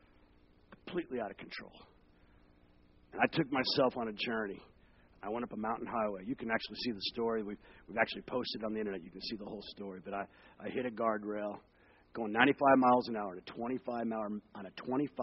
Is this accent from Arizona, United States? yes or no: yes; Arizona, United States; also born or lived in Long Beach, California / Seattle; now in Central Florida, United States; I was born in Long Beach, California. We moved to Arizona